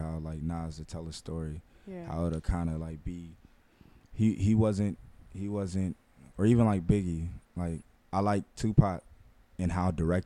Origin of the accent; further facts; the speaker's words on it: Los Angeles, California, United States; I grew up in the Crenshaw District